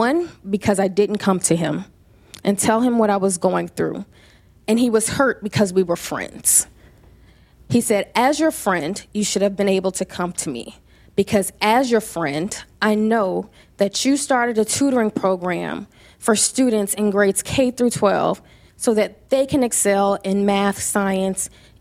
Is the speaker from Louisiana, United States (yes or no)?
yes; Louisiana, United States; moved away as an adult; also born or lived in Atlanta; But I am from Louisiana. I am a Southern debutante